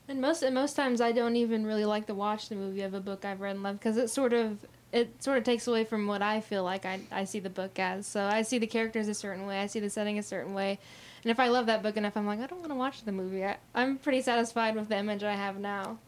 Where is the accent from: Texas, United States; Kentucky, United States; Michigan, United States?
Kentucky, United States; La Grange; my hometown of Lagrange